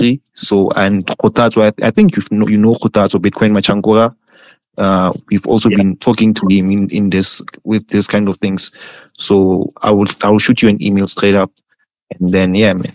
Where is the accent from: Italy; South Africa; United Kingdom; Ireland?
South Africa; I'm from South Africa